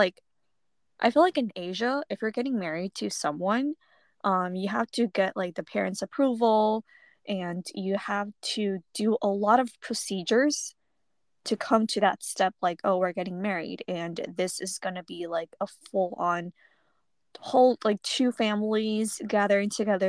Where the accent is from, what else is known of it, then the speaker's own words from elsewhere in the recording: United States; born there; I really do see myself as, like, American-born Taiwanese now.